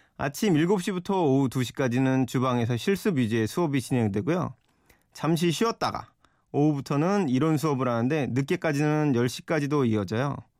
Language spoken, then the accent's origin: Korean; Yeoju, Gyeonggi Province, South Korea; moved away as an adult; also born or lived in Seoul / New York; 제 고향 경기도 여주에 계신 아버지